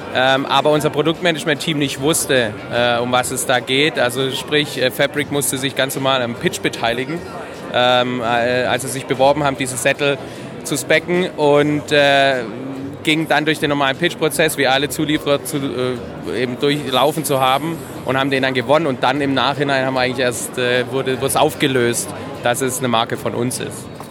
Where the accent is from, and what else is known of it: Swabia, Germany